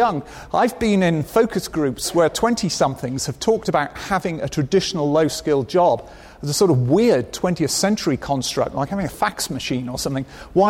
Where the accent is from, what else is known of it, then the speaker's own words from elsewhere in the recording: United Kingdom; I am British